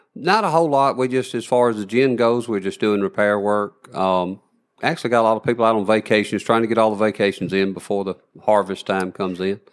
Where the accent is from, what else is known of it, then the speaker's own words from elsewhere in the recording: Elkmont, Alabama, United States; I was born in Elkmont, Alabama